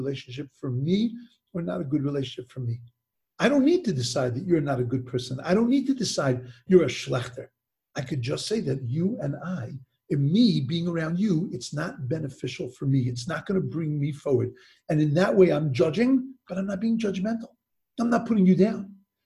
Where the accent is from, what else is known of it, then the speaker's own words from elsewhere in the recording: Long Island, New York, United States; also born or lived in Brooklyn; I grew up in Long Island, and in Long Island, New York, we moved into a new development